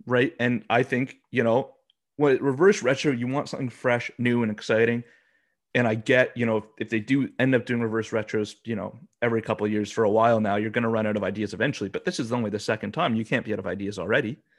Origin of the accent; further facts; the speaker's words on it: Alberta, Canada; I'm from Alberta. You know, I grew up watching the Oilers